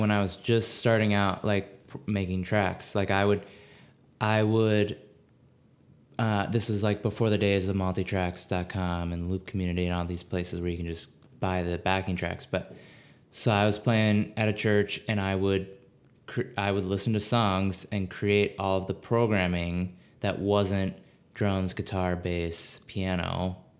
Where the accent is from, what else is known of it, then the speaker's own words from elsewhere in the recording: Maryland, United States; moved away as an adult; now in Minneapolis, United States; I grew up in Maryland.